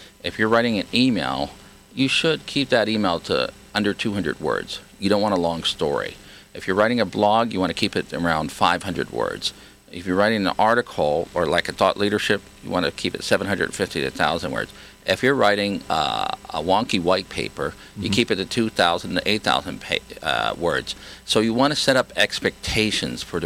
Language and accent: English; Hawaii, United States; I grew up in Hawaii speaking the kind of pidgin English